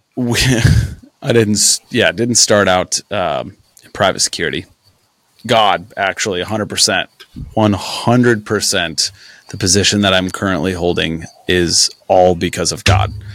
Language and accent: English; Brimfield, Illinois, United States; also born or lived in Kickapoo, Illinois / Peoria, Illinois; I grew up in a small farm town called Brimfields where I went to high school